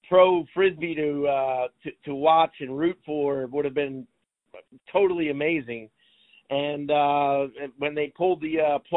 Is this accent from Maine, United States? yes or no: no; Philadelphia, Pennsylvania, United States; a guy from Philadelphia.